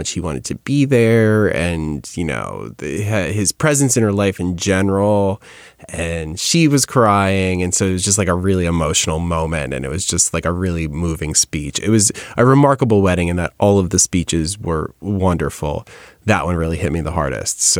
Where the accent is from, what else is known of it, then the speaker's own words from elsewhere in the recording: New York, United States; Sorry, I'm from New York.